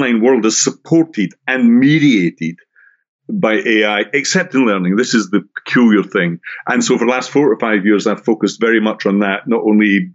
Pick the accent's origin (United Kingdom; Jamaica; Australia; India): United Kingdom; Scotland; now in Brighton, United Kingdom; if you have an ear for accents, I'm originally from Scotland, although I'm doing this podcast from England, a place called Brighton on the south coast